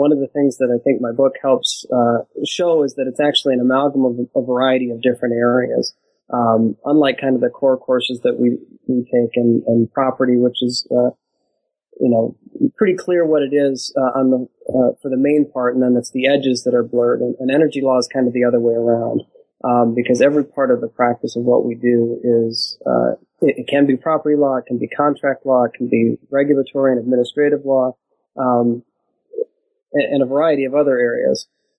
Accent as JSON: {"language": "English", "region": "Michigan", "country": "United States", "tie": "born or raised there", "also_born_or_lived": "Washington, D.C.", "said": "I grew up in Michigan, was born and raised there, went to college in a few places around the country and graduated from Michigan State University"}